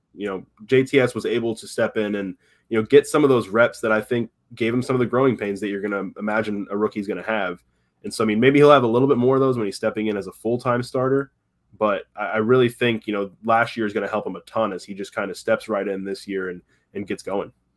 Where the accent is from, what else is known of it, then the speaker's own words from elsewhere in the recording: Tampa, Florida, United States; I grew up in Tampa, been around the Bucks my entire life